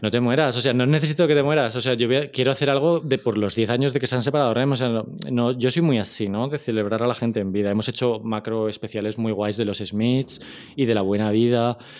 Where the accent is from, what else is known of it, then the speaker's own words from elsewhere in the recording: Spain; como españoles